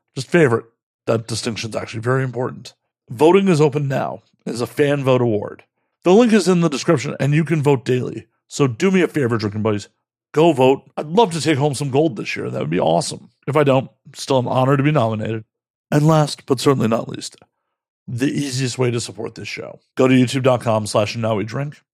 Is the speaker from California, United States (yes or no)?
no; Chicago, Illinois, United States; growing up in Chicago